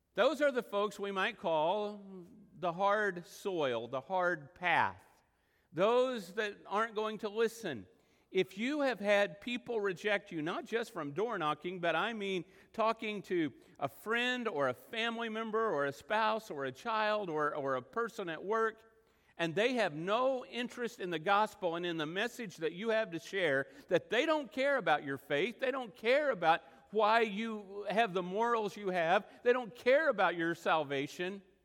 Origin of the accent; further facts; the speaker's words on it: Texas Panhandle and western Oklahoma, United States; moved away; I grew up in the Texas panhandle and in western Oklahoma